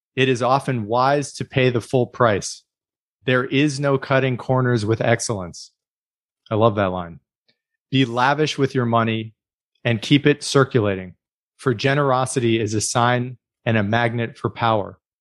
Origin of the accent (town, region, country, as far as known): United States